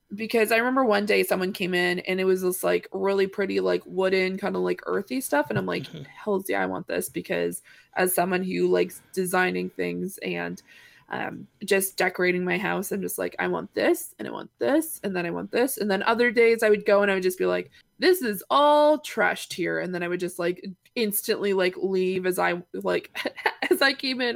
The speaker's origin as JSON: {"language": "English", "town": "Granville Ferry", "region": "Nova Scotia", "country": "Canada", "tie": "born or raised there", "said": "my hometown"}